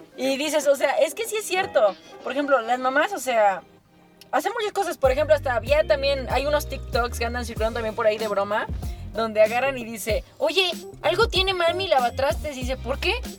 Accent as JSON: {"language": "Spanish", "country": "Mexico", "said": "como mexicanos, como mexicanos"}